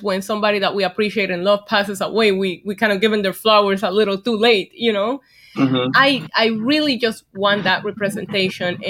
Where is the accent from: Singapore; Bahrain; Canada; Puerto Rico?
Puerto Rico; Vega Baja; moved away; I was born and raised in Puerto Rico